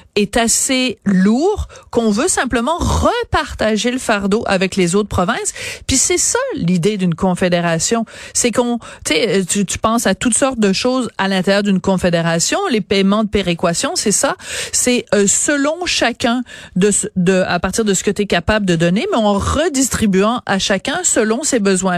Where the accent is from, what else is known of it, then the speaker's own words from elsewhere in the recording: Quebec, Canada; chez nous au Québec